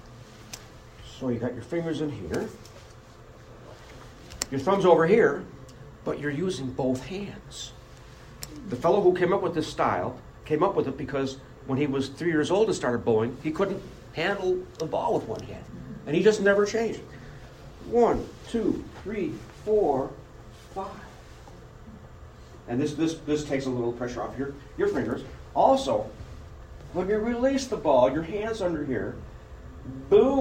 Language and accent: English; Buffalo, New York, United States; moved away as an adult; now in Rochester, United States; I grew up in Buffalo.